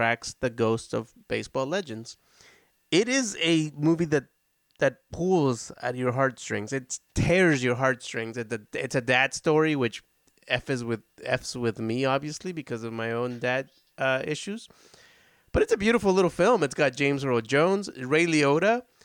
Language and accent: English; Nicaragua; I'm from Nicaragua and we don't have a football team